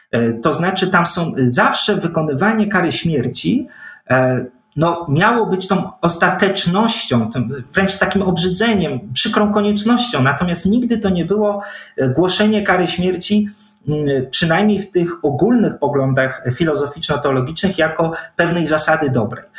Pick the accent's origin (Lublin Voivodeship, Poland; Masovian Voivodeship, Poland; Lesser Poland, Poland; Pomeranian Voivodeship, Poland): Pomeranian Voivodeship, Poland; Gdańsk; Faktycznie urodziłem się w Gdańsku, wychowałem się w Gdańsku, ale w rodzinie o wileńskich korzeniach